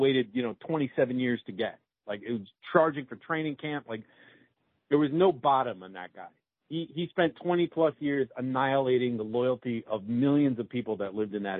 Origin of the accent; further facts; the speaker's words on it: Washington D.C. area, Maryland, United States; moved away; also born or lived in Chicago; I grew up there